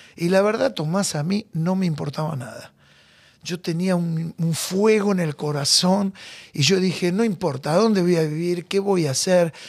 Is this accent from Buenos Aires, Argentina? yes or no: yes; Buenos Aires, Argentina; Yo nací en Magallanes, a dos cuadras de Caminito. Ahí bien, bien el corazón de la boca